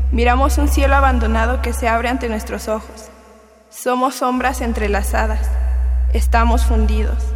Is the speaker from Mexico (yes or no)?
yes; State of Mexico, Mexico; tengo 18 años, soy del Estado de México.